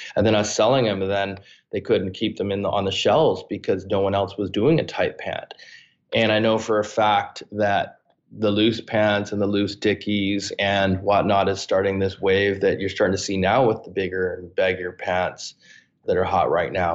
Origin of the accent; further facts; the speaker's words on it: Canada; I'm this kid from Canada.